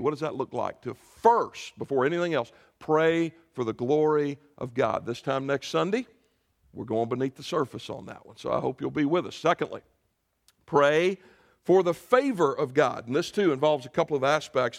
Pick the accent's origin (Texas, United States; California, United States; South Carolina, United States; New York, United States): South Carolina, United States; moved away; my home state, into Spartanburg